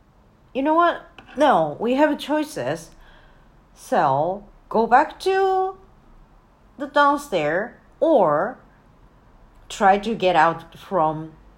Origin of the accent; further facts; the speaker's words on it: Japan; I clearly don't know how to shoot because I'm from Japan. And I just got in here.